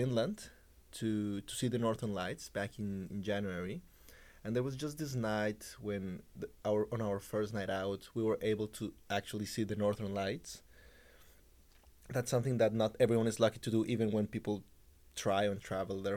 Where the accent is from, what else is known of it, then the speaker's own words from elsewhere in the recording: Colombia; moved away as an adult; now in Oxford, United Kingdom; I'm from Colombia